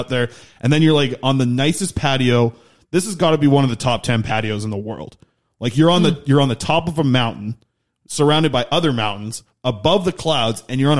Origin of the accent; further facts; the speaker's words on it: Nanaimo, British Columbia, Canada; I'm from Nanaimo